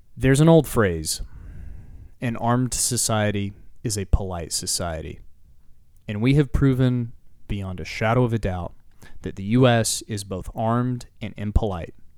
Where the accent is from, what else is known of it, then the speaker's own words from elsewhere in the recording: Texas, United States; as a Texan